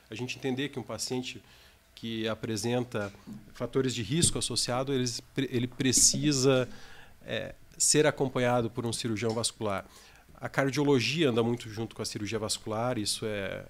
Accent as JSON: {"language": "Portuguese", "town": "Joinville", "region": "Santa Catarina", "country": "Brazil", "tie": "born or raised there", "also_born_or_lived": "Rio de Janeiro", "moved": "as an adult", "lives_now": "Curitiba, Brazil", "said": "eu sou natural de Joinville, estou com 36 anos agora"}